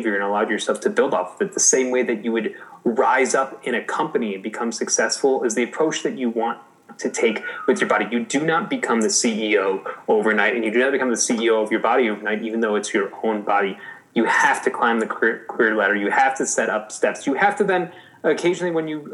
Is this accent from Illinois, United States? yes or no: yes; Chicago, Illinois, United States; moved away; I'm originally a Chicagoan